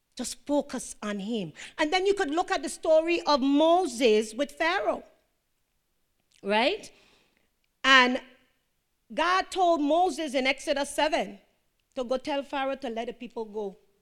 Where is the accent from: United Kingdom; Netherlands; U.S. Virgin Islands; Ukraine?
U.S. Virgin Islands; I'm from Saint John